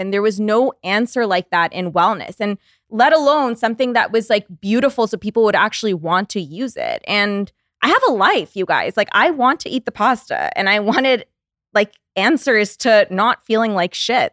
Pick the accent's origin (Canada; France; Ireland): Canada; moved away as an adult; now in West Hollywood, United States; we're Canadian